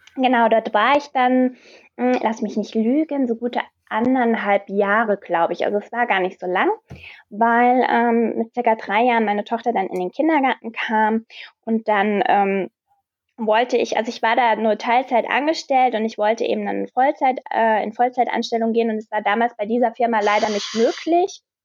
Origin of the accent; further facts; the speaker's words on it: Wiesbaden, Hesse, Germany; Ich komme aus Wiesbaden